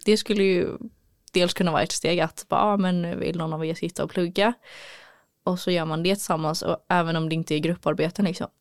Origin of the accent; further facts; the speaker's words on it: Gothenburg, Västra Götaland, Sweden; moved away as an adult; also born or lived in Örebro; här i Göteborg då har jag redan en trygghet i att eh, det är min hemstad, jag har min familj här